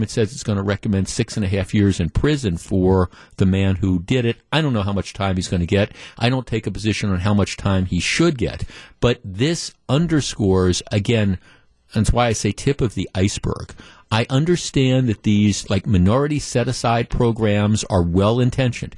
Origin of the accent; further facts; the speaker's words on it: Glendale, Wisconsin, United States; I grew up in Glendale. When my parents moved here when I was like 9 or 10 years old